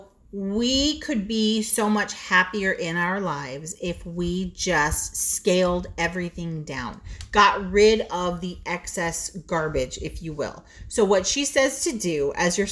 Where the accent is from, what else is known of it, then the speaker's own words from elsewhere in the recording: Southern California, United States; we're from Southern California